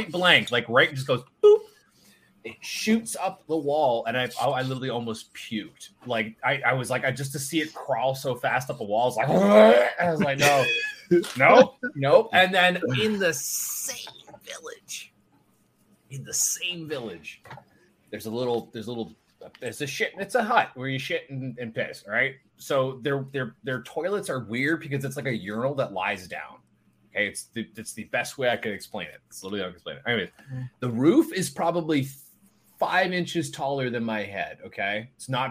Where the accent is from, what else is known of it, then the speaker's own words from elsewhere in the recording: Canada; I'm Canadian